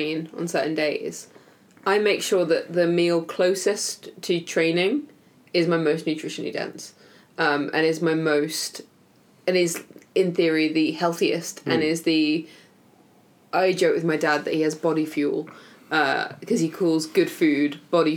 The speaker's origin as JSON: {"language": "English", "country": "United Kingdom", "said": "I say that like I'm not British"}